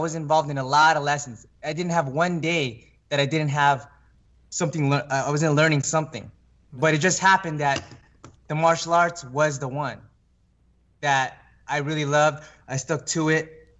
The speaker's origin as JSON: {"language": "English", "region": "California", "country": "United States", "tie": "born or raised there"}